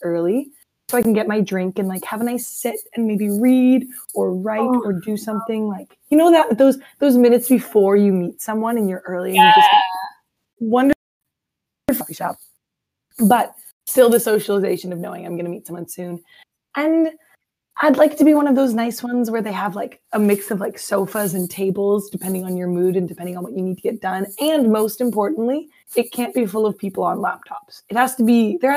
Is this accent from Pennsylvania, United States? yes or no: no; Omaha, Nebraska, United States; moved away as an adult; now in Minneapolis, United States; I am originally from Omaha, Nebraska, which is right in the middle of the country